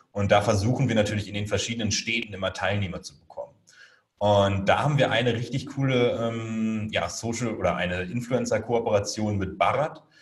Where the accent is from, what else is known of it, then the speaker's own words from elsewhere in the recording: Hamburg, Germany; Meine Familie und wahrscheinlich so der nordische Hintergrund. Also ich komme halt aus Hamburg und so.